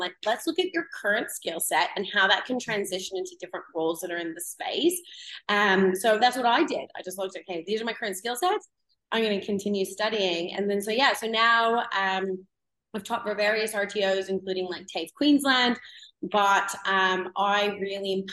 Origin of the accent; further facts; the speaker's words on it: Canada; moved away; I'm originally from Canada, if anyone can hear my accent